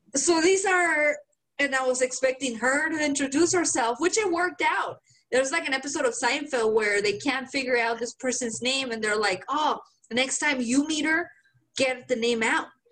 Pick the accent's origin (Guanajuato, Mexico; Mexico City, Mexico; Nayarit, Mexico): Guanajuato, Mexico; accent: Mexican; English is a second language; moved away; I am from Guanajuato